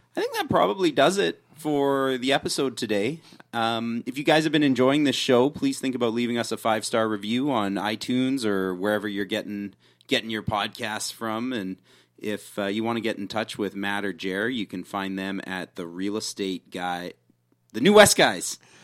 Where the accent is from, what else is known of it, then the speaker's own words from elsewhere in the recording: Canada; being Canadian